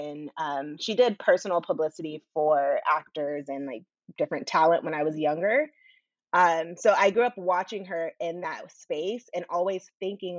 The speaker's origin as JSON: {"language": "English", "area": "Orange County", "region": "California", "country": "United States", "tie": "born or raised there", "also_born_or_lived": "Washington, D.C.", "said": "I grew up in Orange County."}